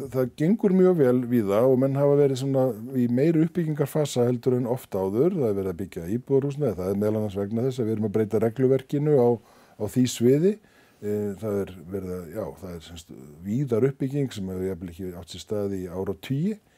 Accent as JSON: {"language": "Icelandic", "country": "Iceland", "said": "við Íslendingar"}